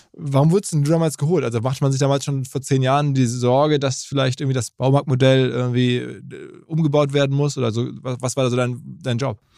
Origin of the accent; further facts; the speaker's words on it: Essen, North Rhine-Westphalia, Germany; in Essen, wo ich herkomme